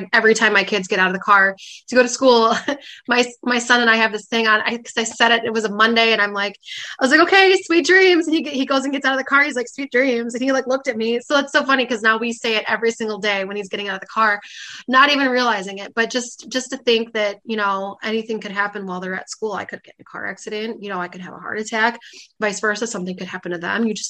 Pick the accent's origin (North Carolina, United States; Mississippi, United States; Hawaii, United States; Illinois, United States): Illinois, United States; Fox Lake; my hometown in Fox Lake